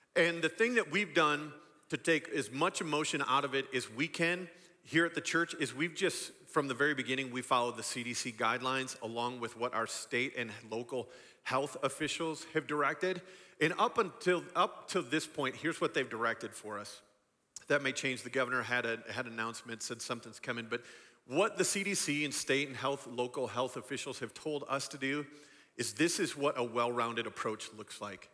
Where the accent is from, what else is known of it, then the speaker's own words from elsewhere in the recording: West Michigan, United States; I grew up in a, in a pocket of Michigan known as West Michigan, a bunch of small farming communities